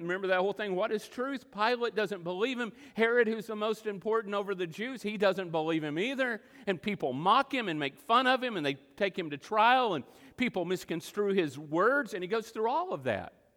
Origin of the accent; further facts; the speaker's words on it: Texas Panhandle, United States; moved away; also born or lived in Oklahoma; all my life growing up in the Texas Panhandle